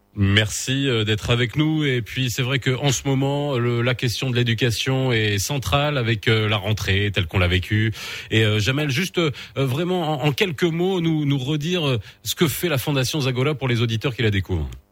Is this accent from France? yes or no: no; Morocco; chez nous au Maroc